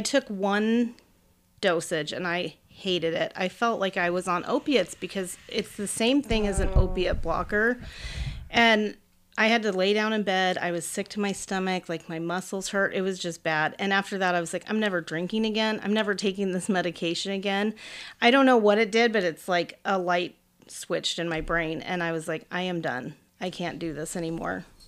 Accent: central Illinois, United States; also born or lived in Oakland, California; now in Arizona, United States; I was born in Oakland, but when I was six weeks old, we moved to Illinois, like, central Illinois, so m, mainly farmlands

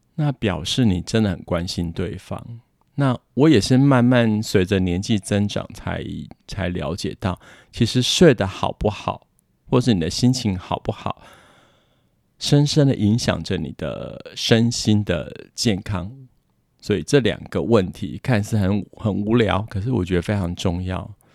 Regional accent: Taiwan; moved away as an adult; now in Quebec, Canada; 我们台湾人的生活习惯

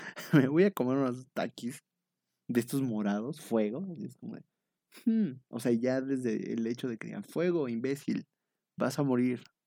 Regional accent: eastern State of Mexico, Mexico; soy del Oriente Estado de México y pues ahí, este, pues ahí nos dedicamos nosotros igual a hacer la limpieza del salón

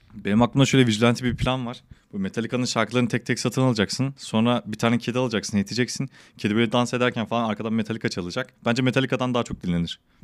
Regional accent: Malatya, Turkey; also born or lived in Kadıköy, Istanbul; now in Istanbul, Turkey; ben Malatya'da büyüdüm.

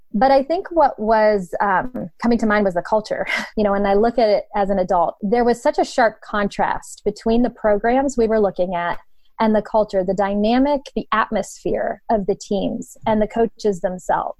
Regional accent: Poland, Ohio, United States; moved away as an adult; also born or lived in Youngstown, Ohio; now in Canton, United States; I was born and raised in Youngstown, uh, grew up in Poland, Ohio

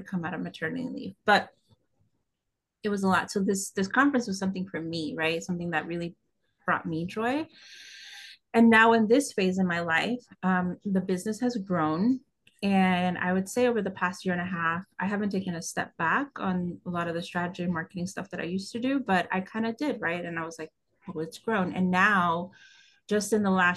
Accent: West Coast, United States; moved away as an adult; now in New York, United States; I grew up on the West Coast.

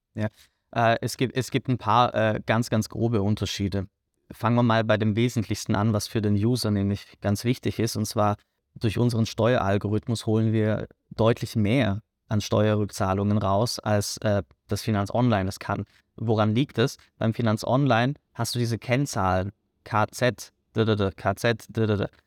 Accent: Germany; moved away as an adult; now in Vienna, Austria; Ich komme äh, aus Deutschland.

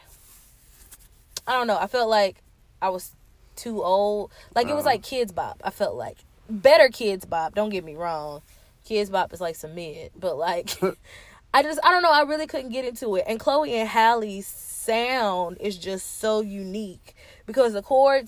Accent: Tennessee, United States; I'm from Tennessee

